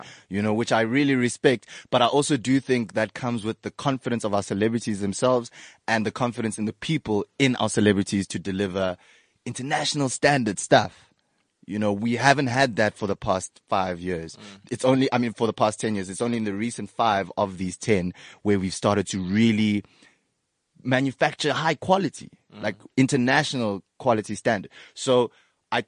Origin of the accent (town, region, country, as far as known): South Africa